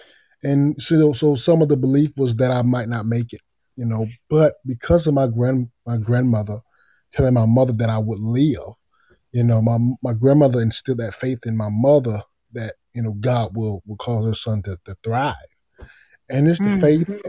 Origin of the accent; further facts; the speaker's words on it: Tacoma, Washington, United States; born there; Like you said, I was born in Tacoma, Washington.